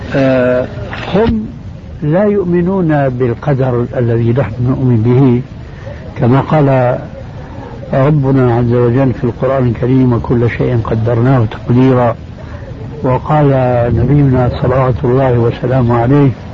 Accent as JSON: {"language": "Arabic", "country": "Jordan", "said": "عندنا في الأردن"}